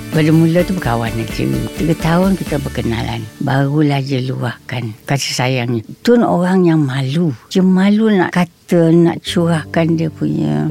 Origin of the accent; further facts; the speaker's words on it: Kuala Lumpur, Malaysia; moved away as an adult; also born or lived in Selangor / Singapore / Kedah; saya ni Daripada Kuala Lumpur Daripada kecil